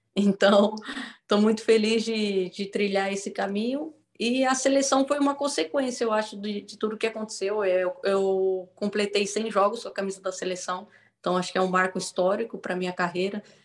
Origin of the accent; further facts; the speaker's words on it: São Paulo, Brazil; moved away as an adult; also born or lived in Paraná / Foz do Iguaçu / Araraquara / São José dos Campos; now in Rome, Italy; eu sou de São Paulo